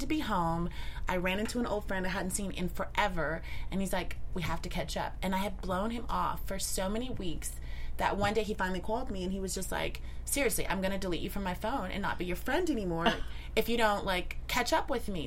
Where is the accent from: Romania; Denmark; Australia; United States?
United States; Midwest; I'm also from the Midwest.